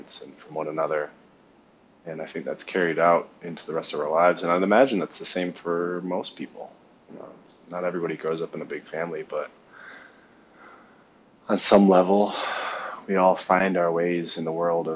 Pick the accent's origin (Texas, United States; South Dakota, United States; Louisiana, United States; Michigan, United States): Michigan, United States; Ann Arbor; moved away as an adult; also born or lived in Taiwan; I was born in Ann Arbor, Michigan, at St. Joe's Hospital, to a big family.